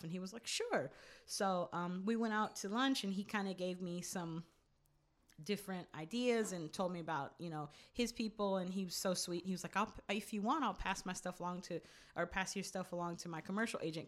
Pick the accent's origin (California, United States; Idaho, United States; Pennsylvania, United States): California, United States; also born or lived in New York / New Jersey; I grew up out here for the most part